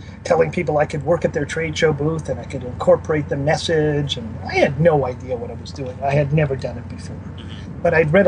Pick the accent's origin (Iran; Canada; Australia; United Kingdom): Canada; also born or lived in Winnipeg, Manitoba; I'm Canadian